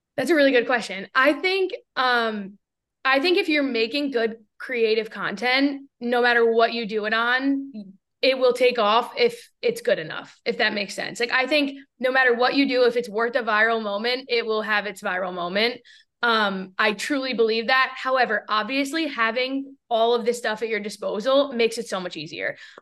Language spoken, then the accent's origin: English; New York, United States; moved away as an adult; also born or lived in Seattle; where I grew up in New York